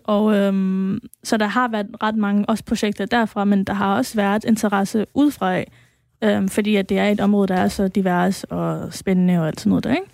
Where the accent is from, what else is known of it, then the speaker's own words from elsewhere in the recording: Aarhus, Central Denmark Region, Denmark; opvokset i Gellerup og har, har været øh, aktiv derude sådan hele tiden